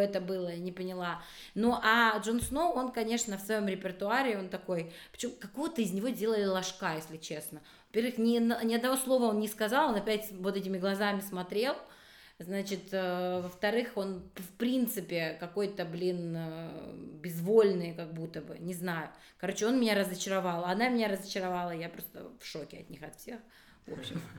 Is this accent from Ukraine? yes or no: no; Abkhazia, Georgia; moved away; я вообще из Абхазии же сама, mm-hmm. и вот в Абхазии я помню, что когда-то, когда я жила